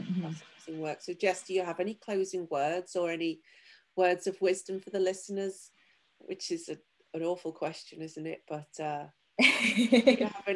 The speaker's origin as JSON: {"language": "English", "country": "United Kingdom", "said": "I'm from Europe, I'm from the UK"}